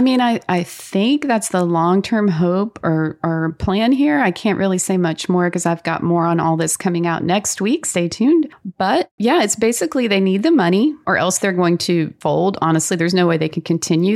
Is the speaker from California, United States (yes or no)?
no; North Carolina, United States; that's my home state